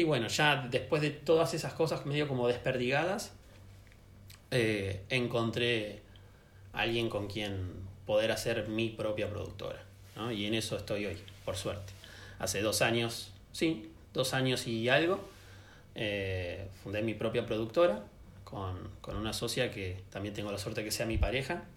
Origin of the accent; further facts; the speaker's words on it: Buenos Aires, Argentina; also born or lived in Santiago, Chile; me volví a, mi ciudad, a Buenos Aires